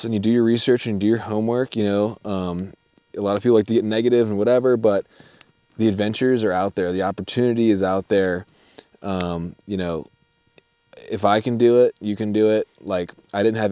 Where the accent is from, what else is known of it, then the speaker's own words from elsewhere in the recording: East Coast, United States; I'm from the East Coast